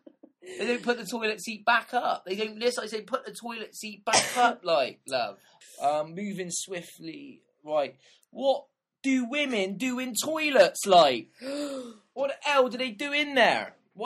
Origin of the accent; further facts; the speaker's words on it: Bristol, South West England, United Kingdom; I was born in Southmead, and I lived there for 10 years of my life.